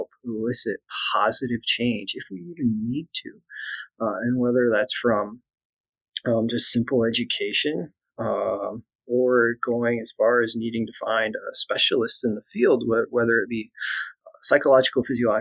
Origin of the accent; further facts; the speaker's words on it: Iowa, United States; also born or lived in East Tennessee; I'm actually from Iowa.